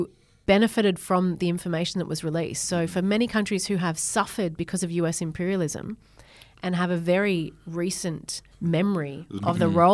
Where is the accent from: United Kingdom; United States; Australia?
Australia; Berry, New South Wales; So I grew up in Berry and I still go home to my dad's horse farm down there.